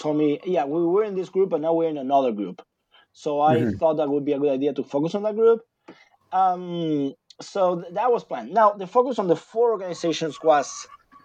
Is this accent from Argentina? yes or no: yes; Buenos Aires Province, Argentina; English is a second language; moved away as an adult; now in United States; I lived in Buenos Aires, in the greater Buenos Aires, okay, for 25 years